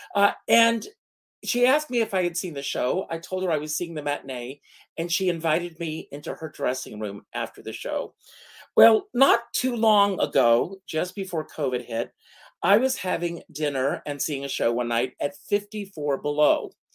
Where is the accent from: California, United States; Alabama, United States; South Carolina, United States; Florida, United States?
South Carolina, United States; Myrtle Beach; also born or lived in Rockland County, New York; now in New York, United States; my hometown of Myrtle Beach, South Carolina